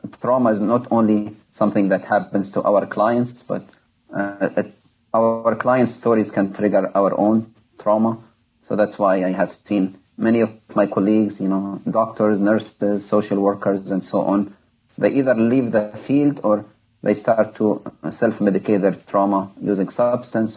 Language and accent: English; Libya; moved away as an adult; now in United States; my home country, Libya, went through a civil war in 2011